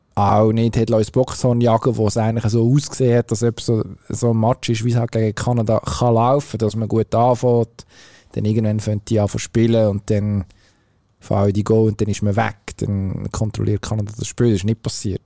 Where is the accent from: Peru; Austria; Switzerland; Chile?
Switzerland; wir als Schweizer